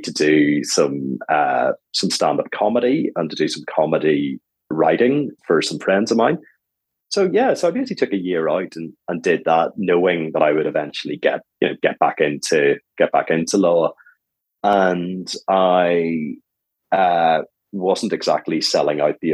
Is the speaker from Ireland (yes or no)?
yes; Ireland; moved away as an adult; also born or lived in Dublin / Cayman Islands / British Virgin Islands / United States; now in London, United Kingdom; Being Irish